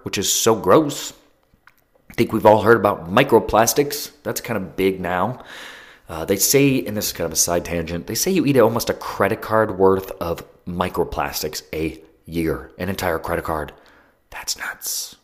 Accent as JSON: {"language": "English", "region": "Ohio", "country": "United States", "said": "I'm from Ohio and we have billboards everywhere."}